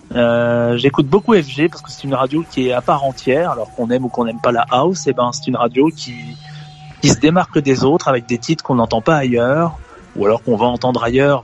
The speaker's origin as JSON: {"language": "French", "town": "Bayeux", "region": "Normandy", "country": "France", "tie": "born or raised there", "also_born_or_lived": "Caen / Paris", "said": "Moi, je suis originaire de Bayeux. Je suis né à Bayeux."}